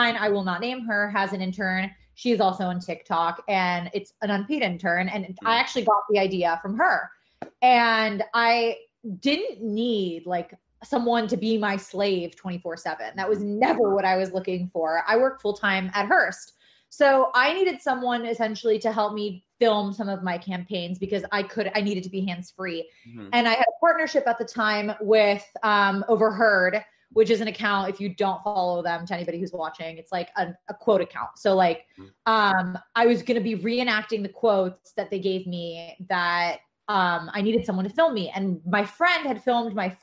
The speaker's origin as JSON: {"language": "English", "town": "New York City", "region": "New York", "country": "United States", "moved": "as an adult", "lives_now": "Los Angeles, United States", "said": "I'm from New York"}